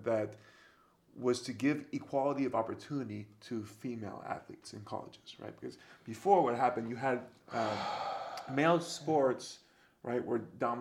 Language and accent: English; Florida, United States; My home state in Florida